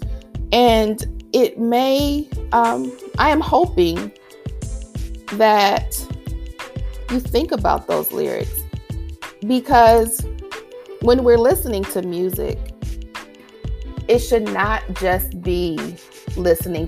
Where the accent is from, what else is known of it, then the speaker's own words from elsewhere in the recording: Detroit, Michigan, United States; I was raised in Detroit by two parents who loved and lived the Motown era.